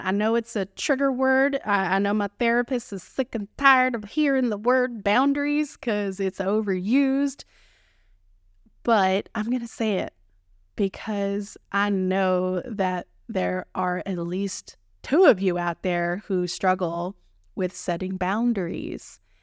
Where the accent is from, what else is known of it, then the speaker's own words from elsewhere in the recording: Texas, United States; accent: Texan; my Texan accent